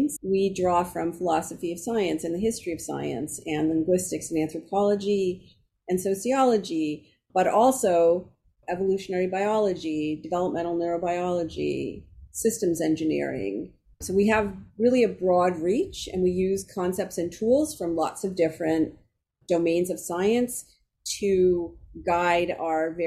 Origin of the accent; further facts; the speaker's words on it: Toronto, Ontario, Canada; moved away; I'm originally Canadian. I'm from Toronto.